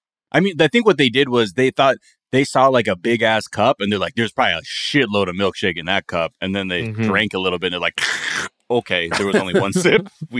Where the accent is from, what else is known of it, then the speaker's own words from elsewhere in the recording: California, United States; I had never been here before growing up in Southern California